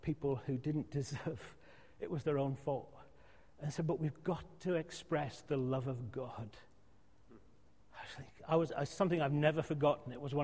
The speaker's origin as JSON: {"language": "English", "area": "outskirts of Glasgow", "region": "Scotland", "country": "United Kingdom", "tie": "born or raised there", "moved": "yes", "said": "when I was 14, 15, in my uniform, we used to go around on a Friday night, we're in Scotland"}